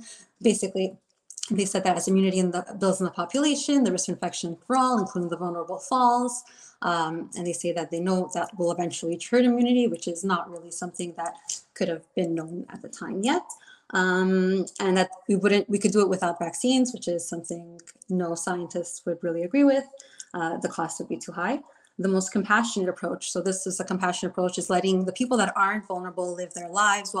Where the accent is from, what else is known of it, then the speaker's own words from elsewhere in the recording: Montreal, Quebec, Canada; I'm from Montreal, Quebec.